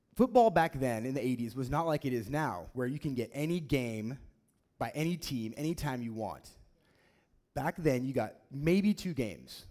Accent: Oregon, United States; growing up in Oregon, um, we don't have a f- professional football team here

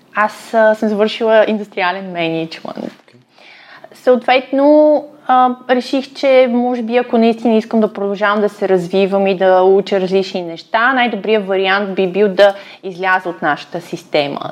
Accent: Ruse, Ruse Province, Bulgaria; moved away as an adult; also born or lived in Russia / China / Hong Kong; аз съм родом от Русе

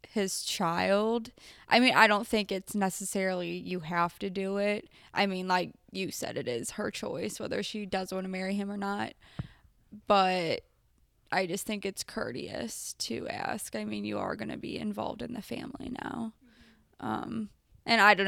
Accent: United States; being an American as I am

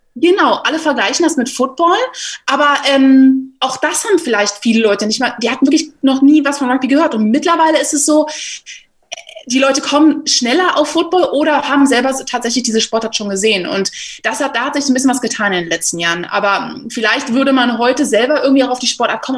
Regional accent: Berlin, Germany; Ich komme aus Berlin, habe jetzt hier angefangen zu arbeiten und bin sehr glücklich darüber, wieder hier in der Heimat zu sein

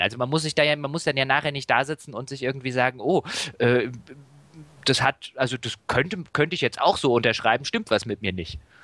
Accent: Germany; als Deutscher

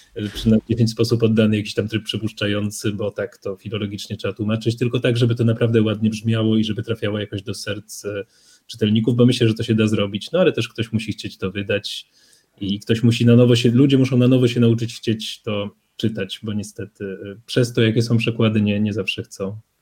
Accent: Poland; przyjechałem z Polski

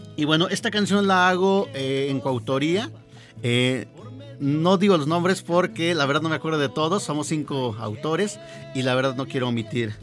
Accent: Chignautla, Puebla, Mexico; moved away as an adult; also born or lived in Teziutlán, Puebla / Tulancingo, Hidalgo; now in Hidalgo, Mexico; yo soy de Chignautla, pero me siento también tesioteco porque pues prácticamente ahí empecé con esto de la música

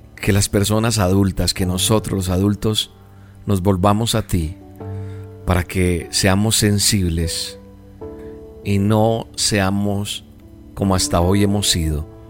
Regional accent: Colombia; En mi país, en Colombia

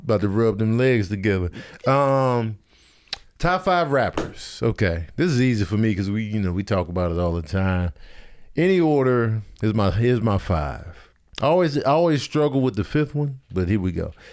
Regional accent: Chicago, Illinois, United States; also born or lived in Grand Rapids, Michigan; I was born in Grand Rapids, and then we immediately went back to Chicago

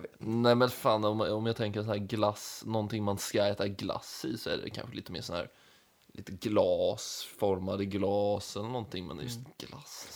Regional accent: Småland, Sweden; accent: a touch of Småland dialect (småländska); first language Swedish; jag antar att man har en släng av småländska, men jag har ju inte bred småländska direkt

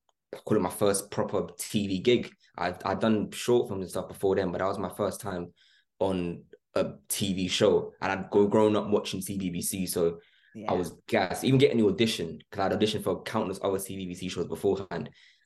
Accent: London, United Kingdom; Me and Billy were from, I was from London, he was from Essex, and Charlie and Chanel were from Manchester.

